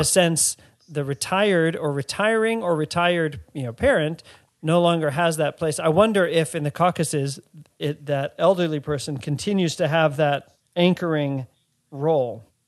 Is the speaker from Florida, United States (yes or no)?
no; Washington, District of Columbia, United States; the place that I grew up in Washington, D C, isn't where my parents are from.